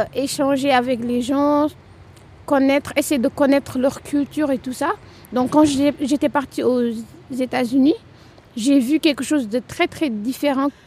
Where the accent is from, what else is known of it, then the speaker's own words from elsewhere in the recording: Rufisque, Dakar, Senegal; moved away as an adult; now in Tours, France; Je viens de Dakar, plus particulièrement à Rufus. C'est un département de Dakar.